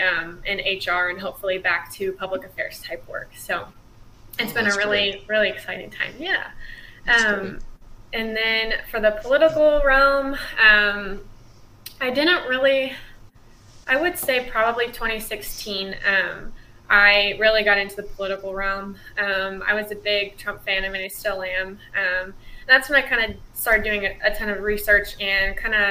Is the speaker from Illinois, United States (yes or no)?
yes; Illinois, United States; moved away; I'm from Illinois, and we have like a community college